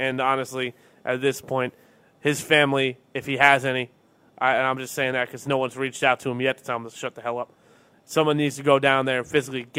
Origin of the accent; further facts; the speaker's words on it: Long Island, New York, United States; We're from Long Island.